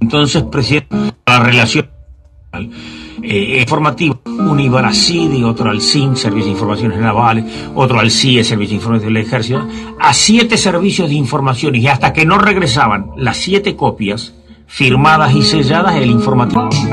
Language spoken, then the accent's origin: Spanish; Mercedes, Corrientes, Argentina; moved away; also born or lived in La Plata; yo soy de Mercedes Corrientes